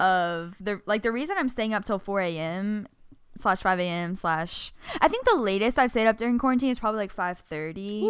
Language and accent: English; New Orleans, Louisiana, United States; am from New Orleans